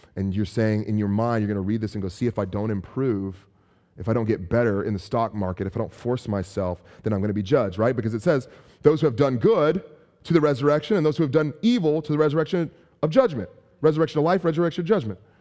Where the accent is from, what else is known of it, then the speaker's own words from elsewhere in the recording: San Francisco, California, United States; also born or lived in Chicago; I'm from San Francisco